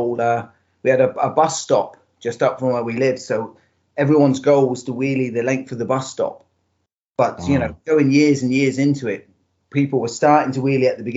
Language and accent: English; Devon, South West England, United Kingdom; moved away as an adult; now in Northern Ireland, United Kingdom; I'm originally from England, yeah, originally from Devon. I moved over to Northern Ireland 10 years ago for work.